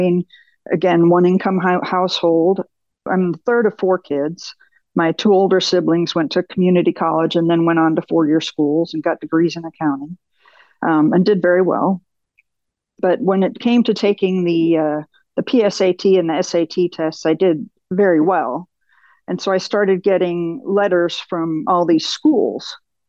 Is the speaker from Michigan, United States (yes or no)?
yes; Michigan, United States; born there; So I was born in Michigan. My father was an automotive engineer with Ford.